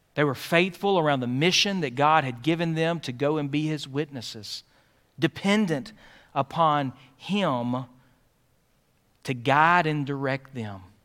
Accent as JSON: {"language": "English", "town": "Philadelphia", "region": "Pennsylvania", "country": "United States", "tie": "born or raised there", "said": "I grew up in Philadelphia."}